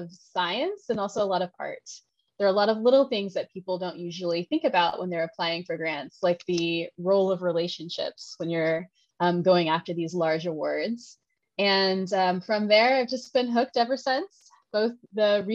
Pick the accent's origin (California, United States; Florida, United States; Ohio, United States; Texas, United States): Texas, United States; I am from Texas, so I will say y'all